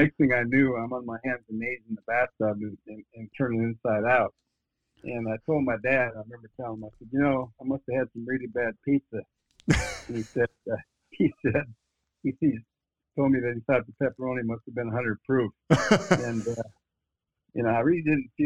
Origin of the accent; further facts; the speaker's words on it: northern Minnesota, United States; I grew up in a little town in northern Minnesota, just 6,000 people